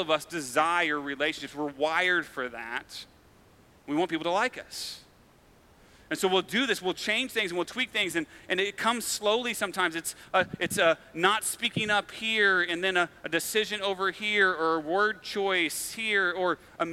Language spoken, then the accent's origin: English; Farmington, Missouri, United States; also born or lived in Fulton, Missouri; So I grew up in Farmington, which is a small town about an hour south of here.